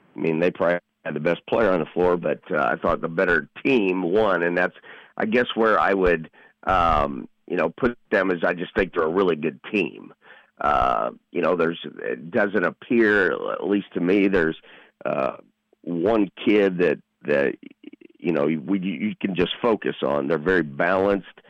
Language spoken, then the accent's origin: English; Indianapolis, Indiana, United States; I'm from Warren Central